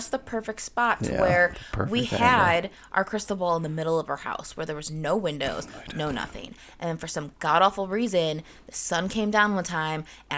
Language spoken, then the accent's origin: English; United States; We're stupid Americans